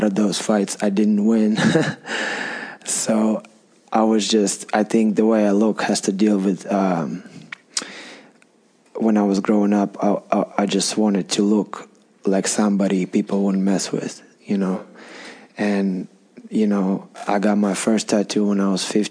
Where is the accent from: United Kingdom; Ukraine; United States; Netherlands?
Ukraine; Donetsk, Donetsk Oblast; first language Russian; English is a second language; I was born and raised in Donetsk, Ukraine